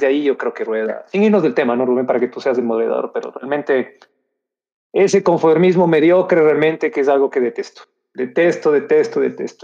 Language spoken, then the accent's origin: Spanish; Ecuador; somos ecuatorianos